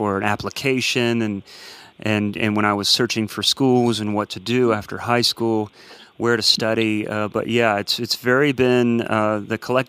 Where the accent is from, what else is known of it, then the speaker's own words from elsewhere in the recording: Columbus, Ohio, United States; I'm from Columbus, Ohio. It's where I grew up